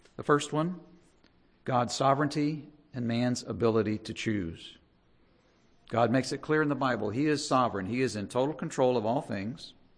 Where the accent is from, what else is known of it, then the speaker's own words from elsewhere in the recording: United States; we're American